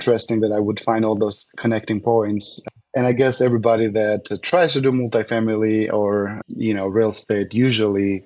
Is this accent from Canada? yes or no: no; Albania; English is a second language; moved away as an adult; also born or lived in Germany / Czech Republic; now in Frisco, United States; I come from Albania originated